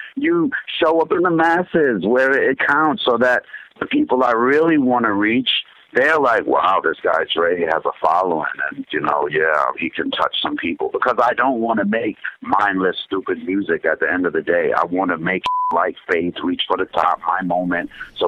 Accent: Jamaica; moved away; I'm from Jamaica and that's part of my thing where I came to the country.

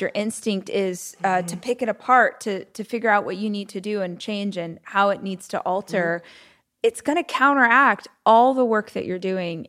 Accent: United States; I'm straight. I'm white. I'm American.

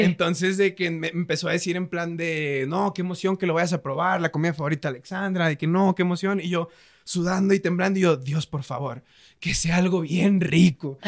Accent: Mazatlán, Sinaloa, Mexico; soy de Mazatlán, Sinaloa

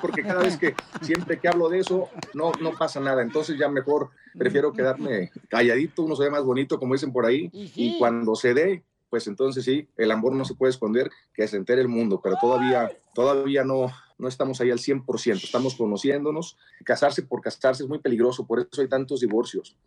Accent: Mexico; yo como mexicano, católico practicante y provida

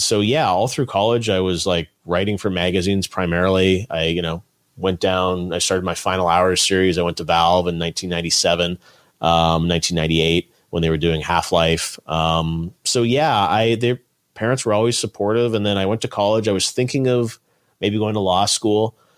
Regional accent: Toronto, Ontario, Canada; I grew up in Toronto, Canada

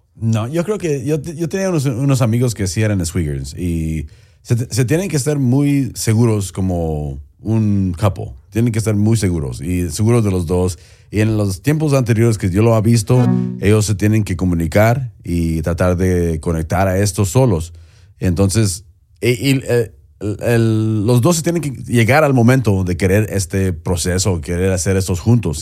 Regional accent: Mexico; especialmente como mexicano

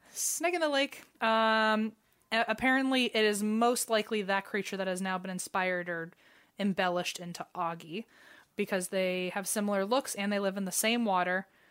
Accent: United States; I'm American

